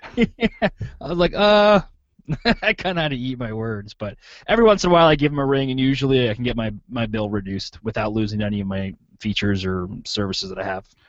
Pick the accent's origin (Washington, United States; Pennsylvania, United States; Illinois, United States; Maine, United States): Pennsylvania, United States; now in Clinton, Iowa, United States; I'm from Pennsylvania and I'm here now in Clinton, Iowa